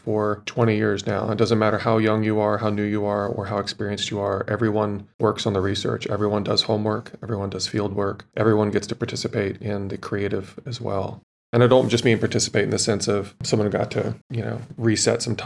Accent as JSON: {"language": "English", "town": "Houston", "region": "Texas", "country": "United States", "tie": "born or raised there", "also_born_or_lived": "Virginia", "moved": "as an adult", "said": "I also spent, I guess, 5-6 years in Houston growing up. I'm technically not a Texan. I was born in Virginia, but I lived in Houston for high school before going off to college"}